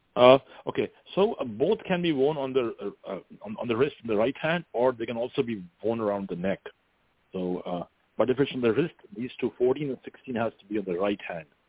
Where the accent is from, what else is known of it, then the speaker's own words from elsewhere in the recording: India; moved away as an adult; now in Northern California, United States; when I was growing up in India